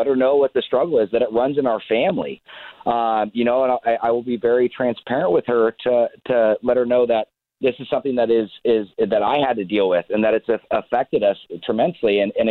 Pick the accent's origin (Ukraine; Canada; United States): United States; Laguna Beach, California; I grew up in Laguna Beach, grew up surfing, skateboarding, snowboarding, wakeboarding, you know, playing baseball, all the things I love.